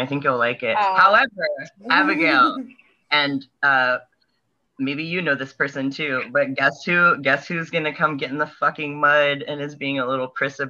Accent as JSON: {"language": "English", "region": "Northeastern Kansas", "country": "United States", "said": "you could get a drawl out of me, like a Western Kansas sort of drawl, which is crazy because I'm from Northeastern Kansas."}